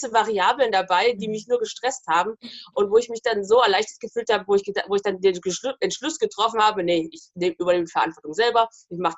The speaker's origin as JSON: {"language": "German", "town": "Jessnitz", "region": "Saxony-Anhalt", "country": "Germany", "tie": "born or raised there", "also_born_or_lived": "Halle", "said": "Ich bin da auch geboren, ja."}